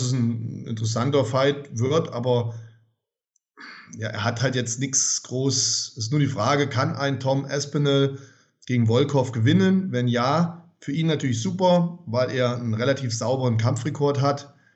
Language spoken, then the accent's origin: German; Germany; ich ja typischer Kartoffeldeutscher bin und, und hier geboren bin und hier lebe